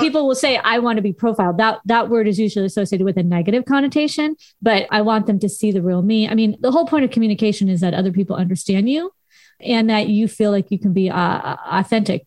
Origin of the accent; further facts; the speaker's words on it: Southern California, United States; accent: Valley Girl; I am a valley girl. I grew up in Southern California